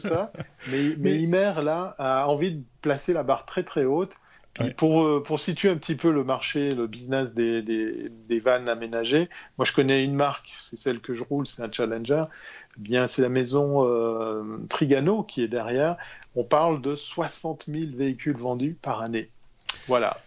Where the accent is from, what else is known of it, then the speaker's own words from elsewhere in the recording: Switzerland; En tant que bon Suisse